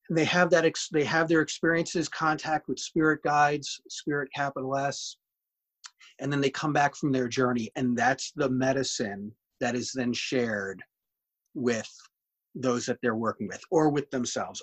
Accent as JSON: {"language": "English", "region": "Connecticut", "country": "United States", "tie": "born or raised there", "said": "when I was a kid growing up in Connecticut, kind of small town USA"}